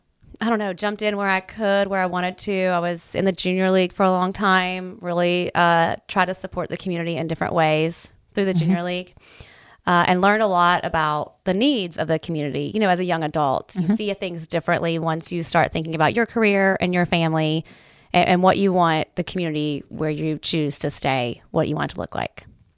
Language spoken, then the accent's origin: English; Ohio, United States; Well, you know, I grew up here in Southern Ohio in Appalachia, and I never really appreciated what Appalachia and what Appalachian people were about until I went away.